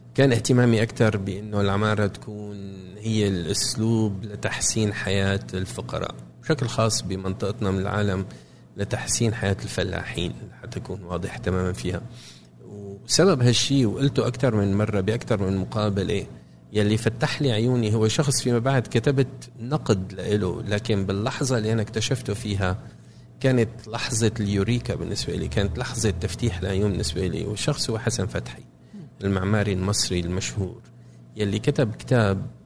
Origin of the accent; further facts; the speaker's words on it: Damascus, Damascus Governorate, Syria; moved away as an adult; now in Cambridge, United States; عشت في سوريا لغايه ما كان عمري 24 سنه